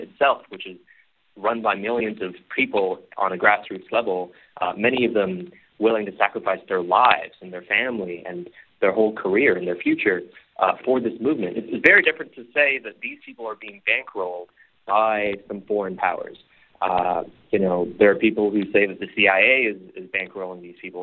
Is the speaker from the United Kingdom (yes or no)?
no; Hong Kong; I'm born and raised in Hong Kong